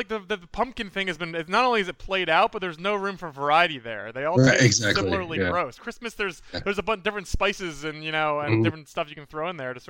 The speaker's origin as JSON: {"language": "English", "area": "Philadelphia area", "region": "Pennsylvania", "country": "United States", "tie": "born or raised there", "said": "It's set in Philadelphia, my sort of hometown, too."}